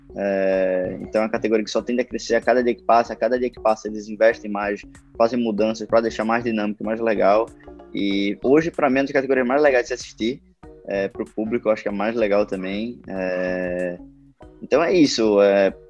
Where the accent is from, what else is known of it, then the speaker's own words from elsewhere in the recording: Recife, Pernambuco, Brazil; sou pernambucano